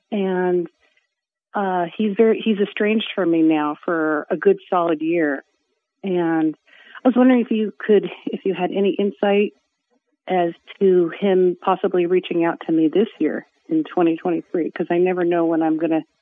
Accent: Los Angeles, California, United States; moved away as an adult; now in Riverside County, United States; I'm from LA, but I just moved out here.

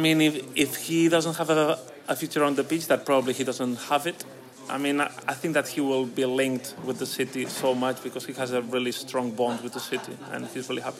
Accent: between Girona and Barcelona, Catalonia, Spain; English is a second language; moved away as an adult; now in Manchester, United Kingdom; I'm just between Girona and Barcelona.

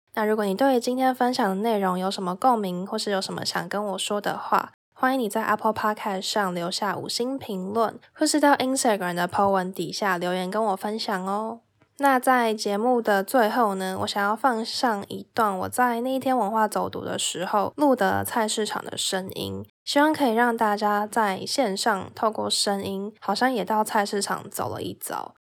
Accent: Taipei, Taiwan; 我本身是台北人，就是一个都市的小孩

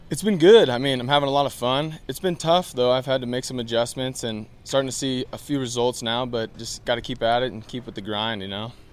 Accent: Pacific Northwest, United States; I'm from the Pacific Northwest, so it's kind of like home.

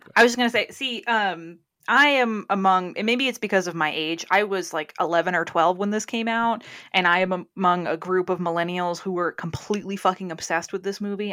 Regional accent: New England, United States; now in California, United States; I'm from New England, as everyone who listens to Shelbyville knows. And where I grew up, we only had candle pin bowling.

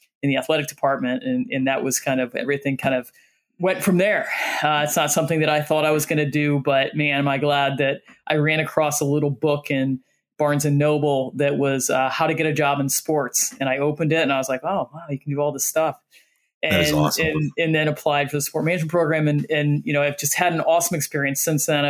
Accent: Northeast Ohio, United States; moved away as an adult; also born or lived in Los Angeles; now in New York, United States; I actually grew up in Northeast Ohio

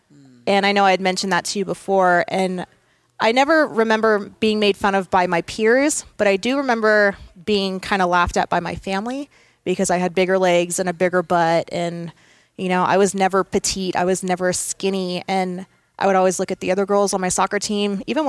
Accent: Visalia, California, United States; also born or lived in England / Sacramento / Texas; So I was born in England, moved to Sacramento, then moved to Texas, then moved to Vandenberg here in California.

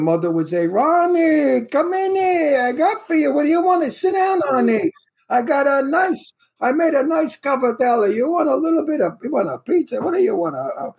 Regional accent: New York City, New York, United States; accent: Brooklyn; moved away as an adult; also born or lived in Astoria, Queens; now in California, United States; I was born in the Red Hook Projects in Red Hook. And I lived until my father bought a house in Astoria, Queens. And then we moved to Queens.

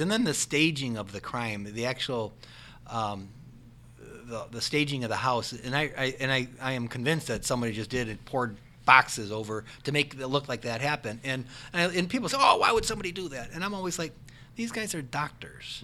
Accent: Parma, Ohio, United States; I grew up in Parma and I'm still in that area

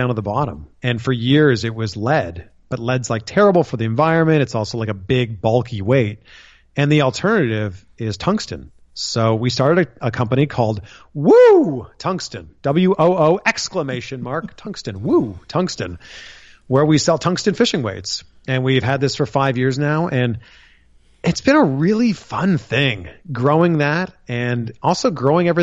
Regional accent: Ontario, Canada; moved away as an adult; now in United States; where I grew up in Ontario, Canada

